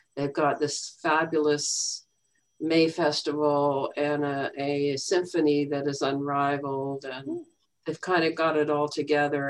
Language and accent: English; Calgary, Alberta, Canada; also born or lived in Cincinnati; now in North Saanich, Canada; I'm originally from Calgary, Alberta.